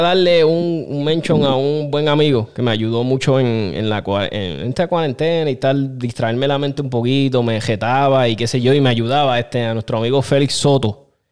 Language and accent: Spanish; Aguas Buenas, Puerto Rico; moved away; Yo soy de Aguas Buenas, este pueblo me adoptó